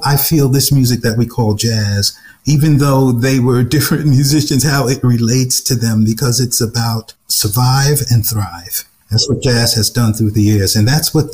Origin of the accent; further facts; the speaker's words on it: New York City, New York, United States; when I was born in Brooklyn, I came back home to a brownstone owned by my grandparents. That's where. And then I was raised in a limestone house